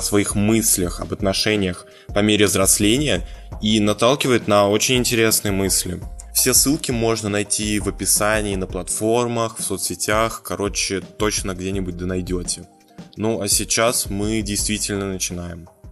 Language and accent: Russian; Moscow, Russia; мы, москвичи, говорим на одном языке